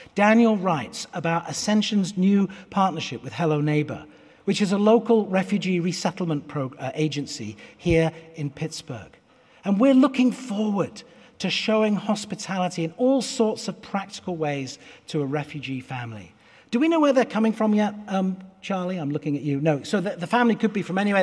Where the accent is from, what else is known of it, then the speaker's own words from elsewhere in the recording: United Kingdom; moved away as an adult; now in United States; I will always be British as well as American